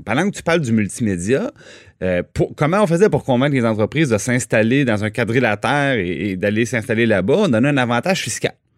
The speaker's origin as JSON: {"language": "French", "town": "Trois-Rivières", "region": "Quebec", "country": "Canada", "said": "je viens de Trois-Rivières"}